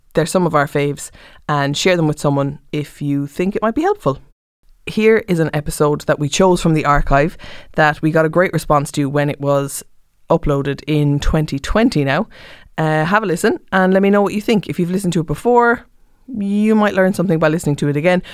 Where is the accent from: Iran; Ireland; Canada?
Ireland; Cork, Munster; I'm from Cork